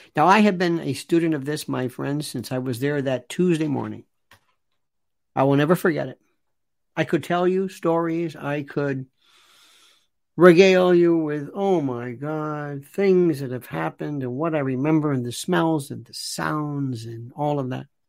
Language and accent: English; New York City, New York, United States; I'm a New Yorker